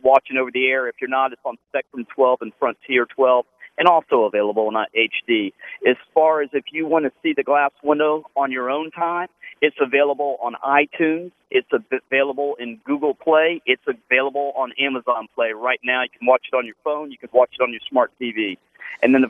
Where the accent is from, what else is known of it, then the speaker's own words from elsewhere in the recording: Tampa, Florida, United States; my hometown and your hometown, Tampa, Florida.